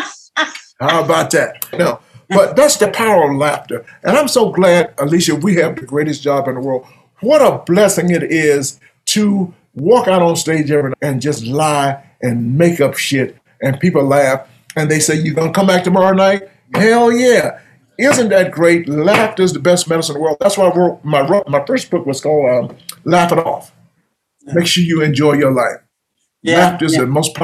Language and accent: English; Georgia, United States; growing up in Georgia